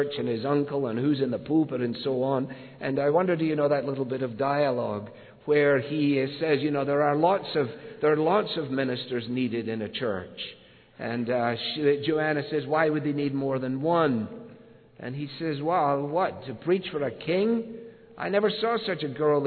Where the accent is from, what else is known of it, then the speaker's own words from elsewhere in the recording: Scotland, United Kingdom; moved away; As a boy growing up in Scotland